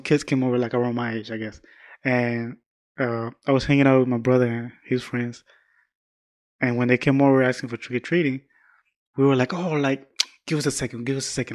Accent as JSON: {"language": "English", "region": "Georgia", "country": "United States", "moved": "yes", "said": "I'm from the South, deep South"}